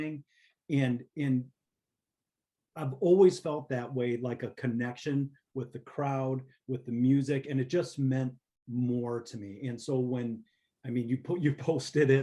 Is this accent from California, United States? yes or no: no; Wausau, Wisconsin, United States; I'm from the Wausau area